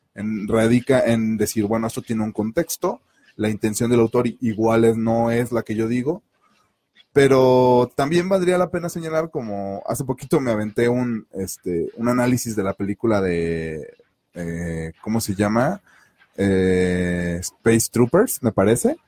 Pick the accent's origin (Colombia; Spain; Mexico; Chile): Mexico; ni siendo mexicanos.